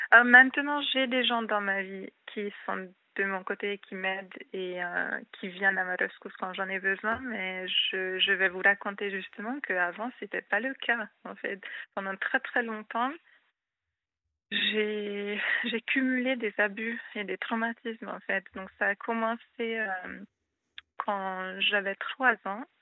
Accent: Hungary; first language Hungarian; French is a second language; moved away as an adult; also born or lived in Rhône-Alpes, France; now in France; je suis hongroise

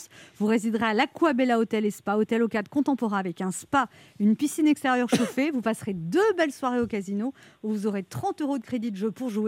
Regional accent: Rabat, Rabat-Salé-Kénitra, Morocco; moved away; à Rabat, c'est ma ville natale.

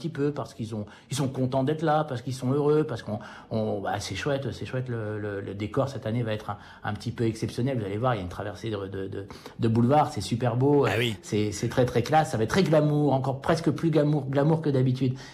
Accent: United States; French is a second language; now in France; Et moi, en tant qu'Américain et en tant qu'observateur du cinéma Hollywood, je jalouse ça

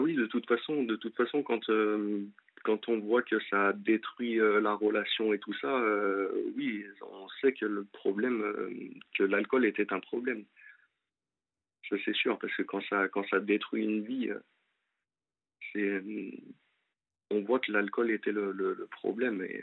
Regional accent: Lyon, Auvergne-Rhône-Alpes, France; moved away as an adult; now in Angers, France; à la base moi je suis de Lyon et je suis monté pour euh, pour mon ex sur Angers

